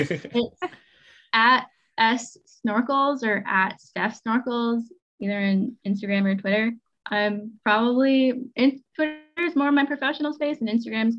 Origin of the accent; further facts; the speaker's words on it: Midwest, United States; I'm from the Midwest